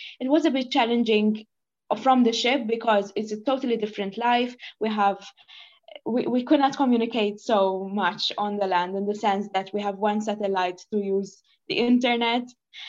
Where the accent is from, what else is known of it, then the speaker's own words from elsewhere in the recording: Malta; English is a second language; you know, I'm from Malta.